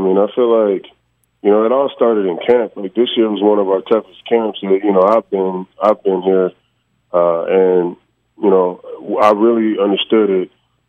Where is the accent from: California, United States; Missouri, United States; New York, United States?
California, United States; Long Beach; I grew up on the West Coast. I'm from Long Beach.